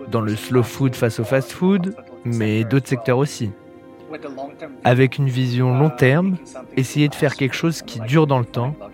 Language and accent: French; Jakarta, Indonesia; moved away as an adult; also born or lived in Hawaii; now in Bali, Indonesia; Je vis à Bali. Avant Bali, je vivais à Hawaï, j'ai grandi à Jakarta, mais ça fait un bout de temps que je suis à Bali.